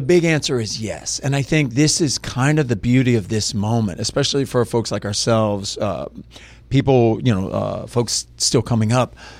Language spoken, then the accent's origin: English; Lafayette, Louisiana, United States; I grew up in Lafayette, Louisiana